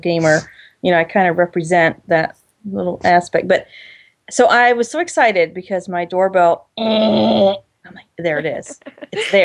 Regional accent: Ohio, United States; If I'm from Ohio, we don't talk about feelings

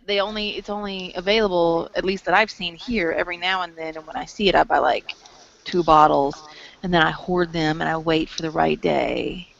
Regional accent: the South, United States; accent: southern drawl; we're Southern girls

